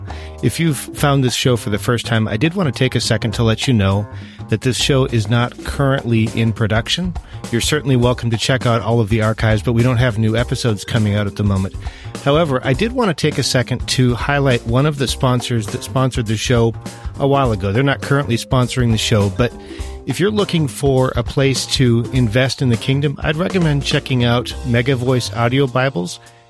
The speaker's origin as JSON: {"language": "English", "town": "Jamestown", "region": "North Dakota", "country": "United States", "tie": "born or raised there", "also_born_or_lived": "Hazen, North Dakota", "said": "in Hazen, North Dakota, which is a little town that's barely on the map, but I spent most of my time growing up in Jamestown, North Dakota"}